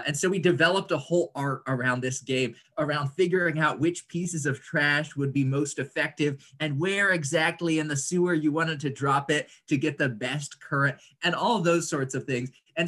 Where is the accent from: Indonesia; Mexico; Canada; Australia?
Indonesia; moved away as an adult; now in United States; I grew up in Indonesia, so that seems relevant to our current conversation. My family moved there when I was 3 years old, and then I moved back for college.